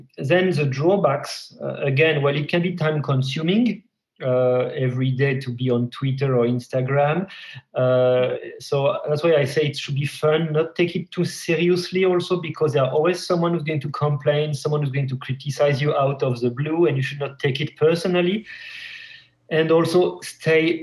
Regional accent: France; moved away as an adult; also born or lived in Paris / Montpellier; now in Helsinki, Finland; I'm French

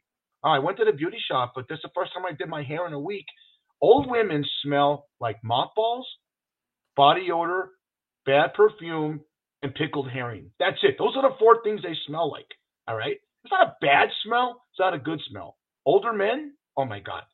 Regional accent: Los Angeles, California, United States; now in Las Vegas, United States; I grew up in Los Angeles, so the weather was always great

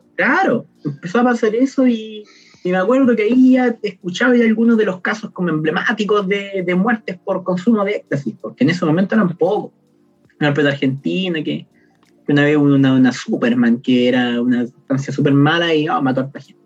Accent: Temuco, Araucanía, Chile; moved away as an adult; also born or lived in Santiago; now in Concepción, Chile; Yo nací en Temuco, pero yo vivo en Conce actualmente estudio en Conce

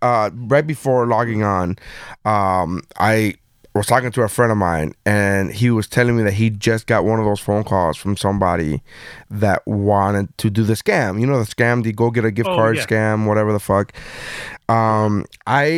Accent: United States; I'm American

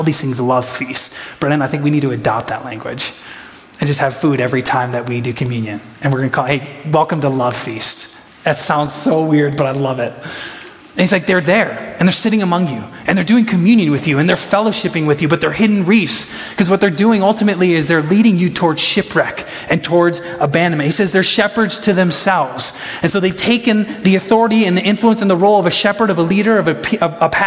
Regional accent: Huron, South Dakota, United States; I was from Huron.

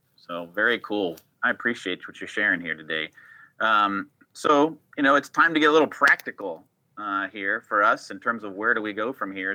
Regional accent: Rhode Island, United States; my home state of Rhode Island, Providence.

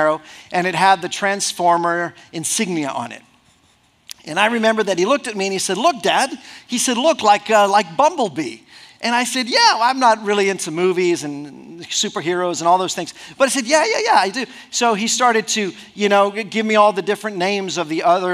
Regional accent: Mexico; moved away as an adult; I grew up 18 years in Mexico. We were living in Mexico

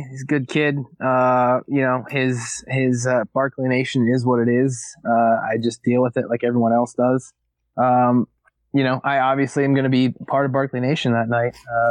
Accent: Schenectady, New York, United States; my hometown area, Schenectady, New York

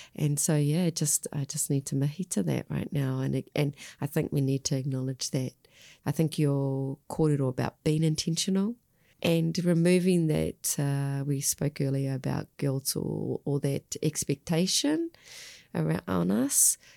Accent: Australia; now in New Zealand; I grew up in Australia

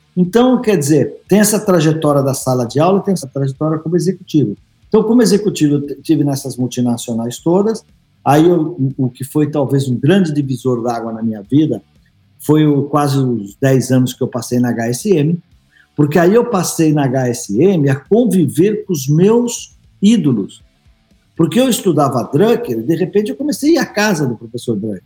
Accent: São Paulo, Brazil; num bar que meu pai tinha lá no, no Ipiranga, onde eu nasci

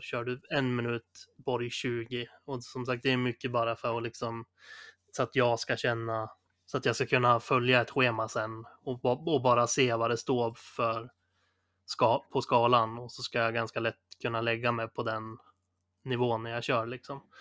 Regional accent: Sundsvall, Västernorrland County, Sweden; moved away; de rundorna jag är van att gå hemma i Sundsvall

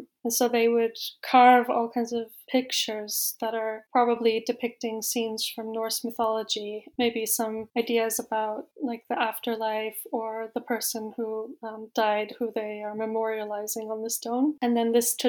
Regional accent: Iceland; moved away as an adult; also born or lived in Oxford; now in Norway; I'm from Iceland

